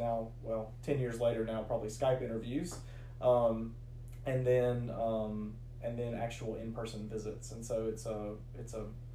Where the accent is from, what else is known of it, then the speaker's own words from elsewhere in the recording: Rome, Georgia, United States; also born or lived in Great Falls, Virginia; now in LaGrange, United States; I'm originally from Rome, Georgia